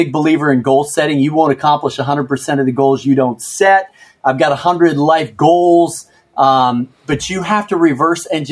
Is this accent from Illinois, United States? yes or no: yes; Chicago, Illinois, United States; moved away as an adult; also born or lived in Minneapolis; now in Washington, D.C., United States; I was born in Minneapolis, grew up in Chicago during the golden years of the Michael Jordan era